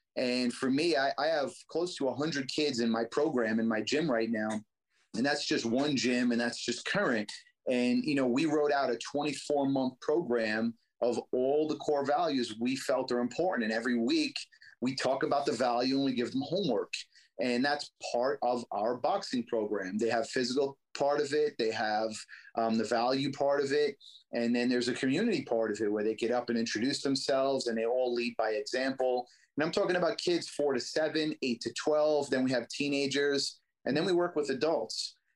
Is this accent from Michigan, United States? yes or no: no; New York City, New York, United States; I grew up in Brooklyn in the streets and, you know, had a tough life